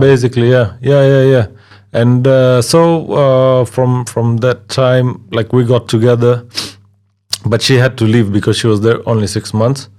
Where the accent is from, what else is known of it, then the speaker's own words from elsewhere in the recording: Kisumu, Kisumu County, Kenya; also born or lived in Tanzania; now in Slovakia; I've just grown up in Kenya and I'm a Kenyan now